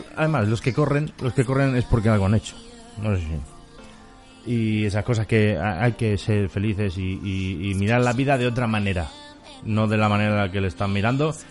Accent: Mallorca, Balearic Islands, Spain; los mallorquines somos mallorquines

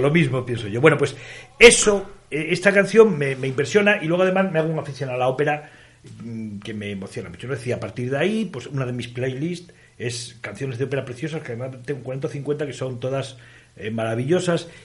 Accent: Extremadura, Spain; born or raised there; moved away as an adult; also born or lived in Galicia / Asturias / Zamora

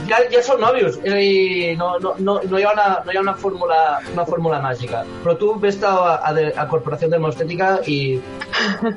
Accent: Catalonia, Spain; soc català

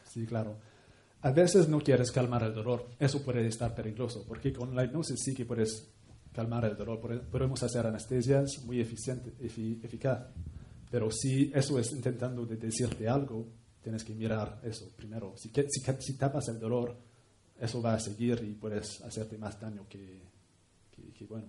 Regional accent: Canada; Spanish is a second language; moved away; un pueblo indígena de donde vengo, en Canadá

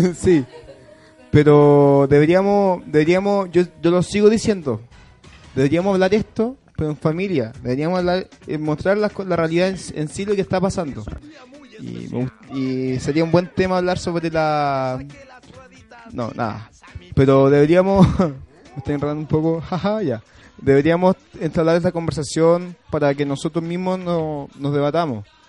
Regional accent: Chile; Somos todos hermanos porque somos chilenos

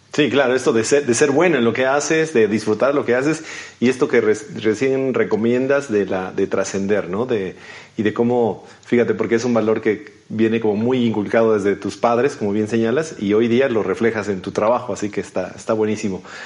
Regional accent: Mexico

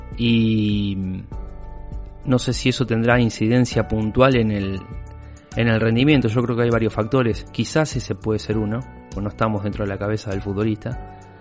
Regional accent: Santa Fe, Argentina; como santafesinos

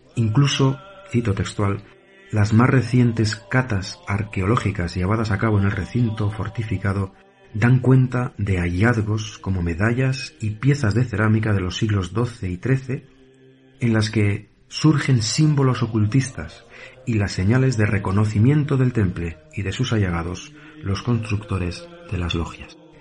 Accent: Asturias, Spain; de KM0 Radio en Asturias, la mi tierra.

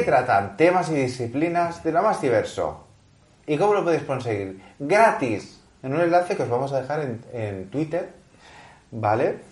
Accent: Barcelona, Catalonia, Spain; yo soy de la Meri

